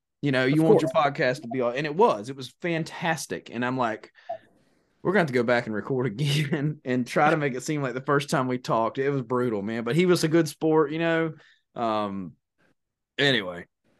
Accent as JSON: {"language": "English", "region": "North Florida", "country": "United States", "tie": "born or raised there", "said": "I grew up in North Florida. I've spent the majority of my life in the woods or on the water."}